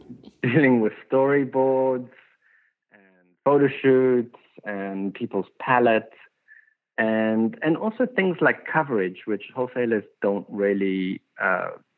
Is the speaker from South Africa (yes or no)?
yes; South Africa; moved away as an adult; now in Los Angeles, United States; When I came from South Africa, I didn't have an education